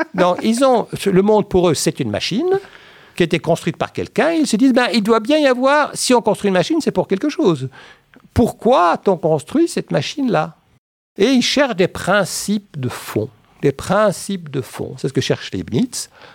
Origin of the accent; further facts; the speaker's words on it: Paris, Île-de-France, France; Quand j'étais enfant à Paris